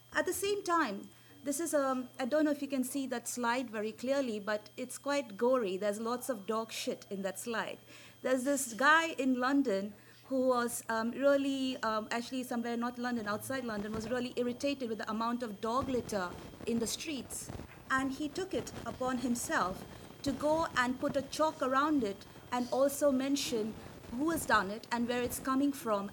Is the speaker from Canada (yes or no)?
no; India; as an Indian, I speak very fast.